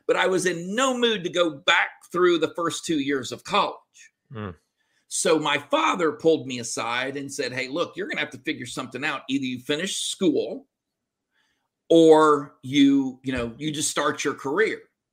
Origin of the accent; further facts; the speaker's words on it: Cut and Shoot, Texas, United States; moved away as an adult; also born or lived in Germany; I went back to Texas. I was raised in Cut and Shoot, Texas